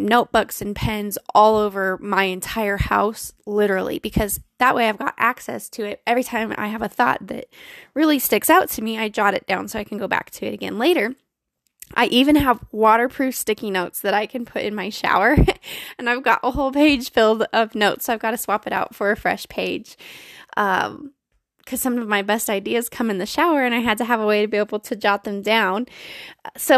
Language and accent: English; Colorado, United States; born or raised there